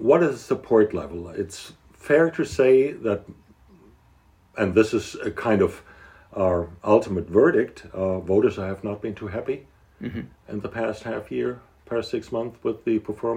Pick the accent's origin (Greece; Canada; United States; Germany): Germany; Hesse; my home state, which we think it's one of the major states in the country.